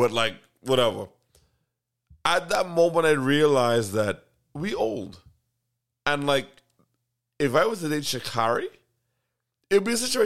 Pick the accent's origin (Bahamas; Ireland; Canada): Bahamas; I'm from the Bahamas